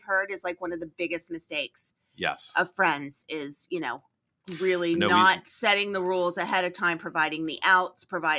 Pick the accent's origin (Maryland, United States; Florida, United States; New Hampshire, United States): New Hampshire, United States; moved away as an adult; now in New Jersey, United States; I grew up in New Hampshire.